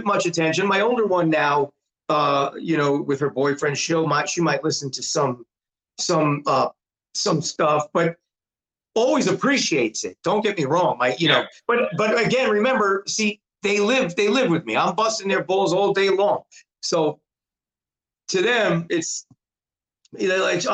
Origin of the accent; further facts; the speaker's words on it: New York City, New York, United States; I was born in New York City